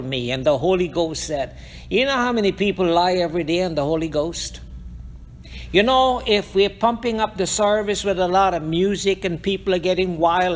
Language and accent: English; Guyana; moved away; also born or lived in Hartford, Connecticut, United States; we came out of Guyana, and we are in Hartford, Connecticut